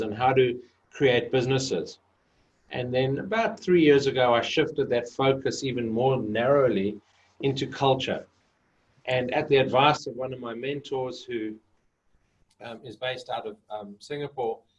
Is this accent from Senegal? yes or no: no; Johannesburg, Gauteng, South Africa; moved away; So I grew up in Johannesburg. I was actually born in a little town in the middle of the desert, but grew up most of my life in Johannesburg